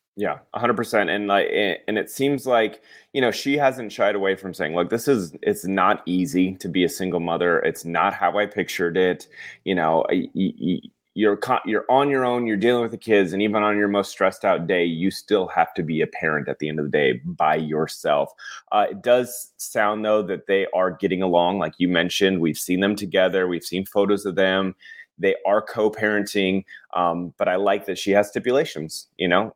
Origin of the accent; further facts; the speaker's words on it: Colorado, United States; moved away; I'm from Colorado and we didn't have a lot of, like, celebrities roaming around